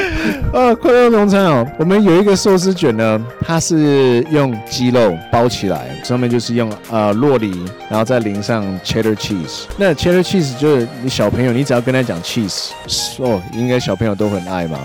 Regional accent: Taiwan; also born or lived in United States; 我们台湾人其实还是有很多很多所谓的bilingual或者是trilingual的这种人群在

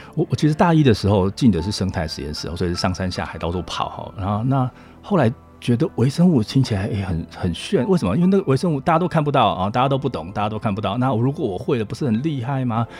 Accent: Hualien County, Taiwan; moved away as an adult; also born or lived in United States; 我是花莲人啊

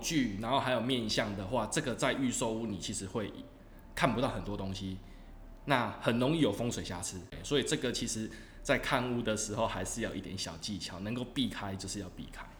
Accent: southern Taiwan, Taiwan; moved away; 其实我老家在南部，也是从化区

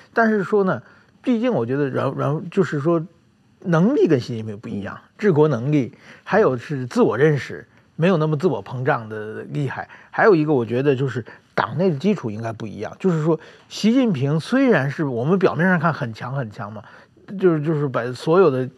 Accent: China; moved away; 我小的时候在中国

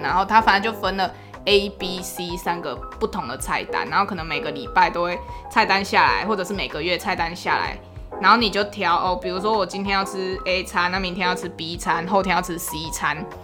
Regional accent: Tainan, Taiwan; 我是台南人，然后我家附近有一间就是台南最顶的高中

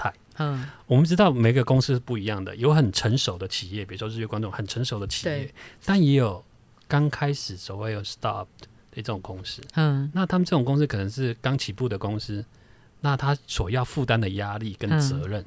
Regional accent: Taiwan; 我们台湾人放年假

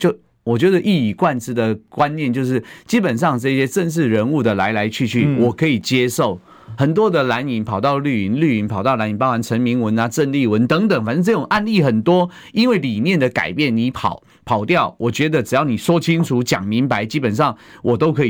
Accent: Taiwan; 你黄国昌是不是需要跟我们台湾人民道个歉？

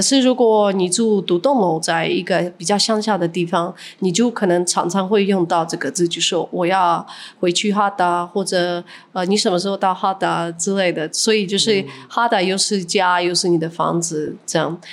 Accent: Ukraine; now in Kaohsiung, Taiwan; 可以在这里住，聚在一起，然后过一些乌克兰的传统的节啊

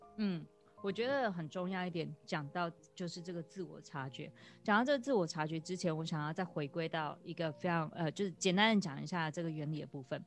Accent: Taiwan; moved away as an adult; now in Australia; 我在台湾长大，我到二十，呃，三十四岁的时候我才嗯。搬到澳洲来

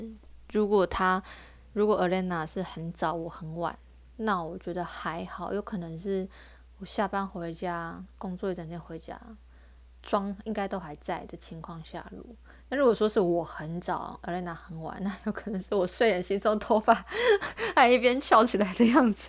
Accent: Taiwan

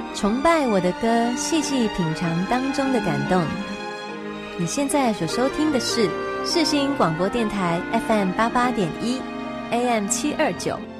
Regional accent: Malaysia; moved away as an adult; now in Taiwan; 我们马来西亚人怎么过新年？

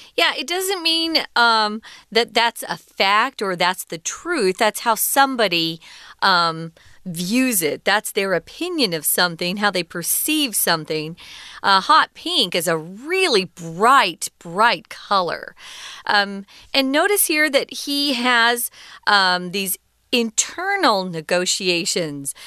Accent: Arizona, United States; I grew up in Arizona in the United States

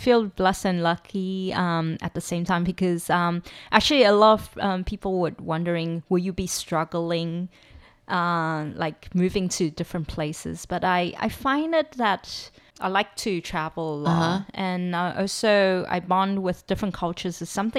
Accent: South Africa; I mean, I grew up in South Africa.

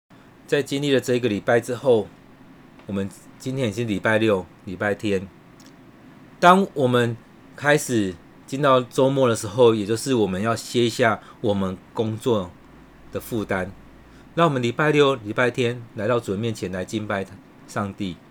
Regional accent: Taiwan; 你的保守也要与我们台湾人同在，与这个世界上许多的人同在

